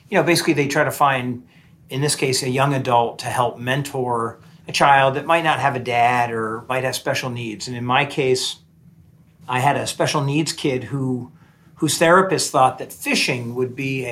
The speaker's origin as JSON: {"language": "English", "region": "New Jersey", "country": "United States", "tie": "born or raised there", "also_born_or_lived": "Vermont", "moved": "as an adult", "lives_now": "Washington, D.C., United States", "said": "So I grew up in New Jersey"}